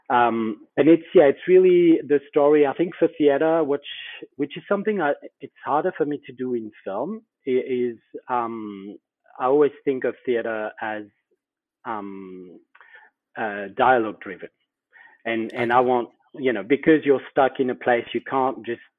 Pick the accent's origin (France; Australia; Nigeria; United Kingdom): Australia; okay, I can be Australian, not Australian enough maybe, but you know, I'm Australian.